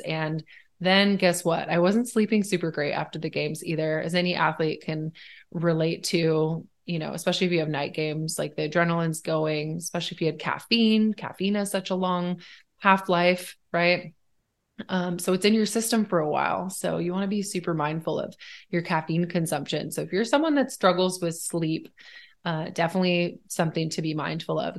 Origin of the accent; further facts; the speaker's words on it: Washington, United States; also born or lived in Sweden; Washington is like a four season state